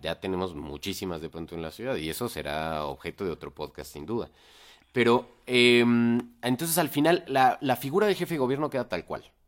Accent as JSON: {"language": "Spanish", "area": "Chilango", "region": "Mexico City", "country": "Mexico", "said": "como chilangos deberíamos saber"}